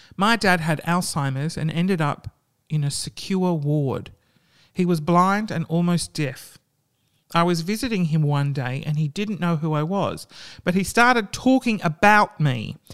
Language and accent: English; Australia; That's what we like to do in Australia